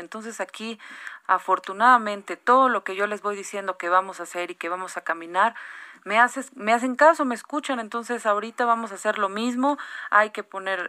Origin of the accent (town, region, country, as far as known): Mexico